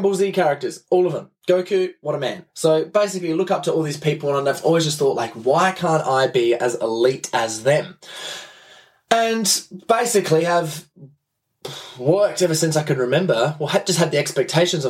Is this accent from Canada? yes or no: no; Adelaide, South Australia, Australia; I'm from Adelaide in Australia